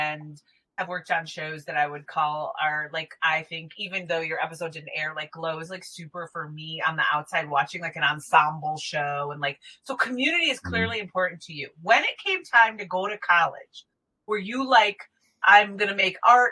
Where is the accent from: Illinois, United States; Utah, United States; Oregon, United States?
Illinois, United States; Chicago; I'm from Chicago